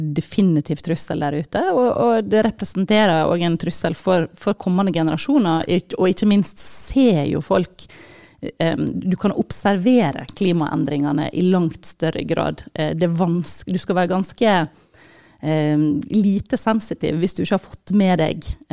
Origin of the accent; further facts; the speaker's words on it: Sogn og Fjordane, Vestland, Norway; jeg er jo fra, fra Sogn og Fjordane opprinnelig